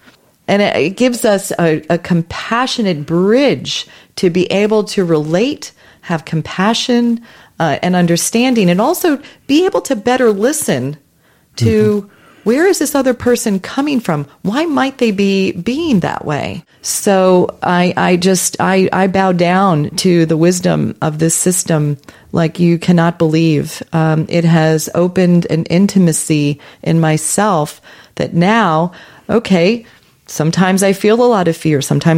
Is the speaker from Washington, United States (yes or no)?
no; New York, United States; I consider myself a global citizen. But I'm glad I'm from New York, though.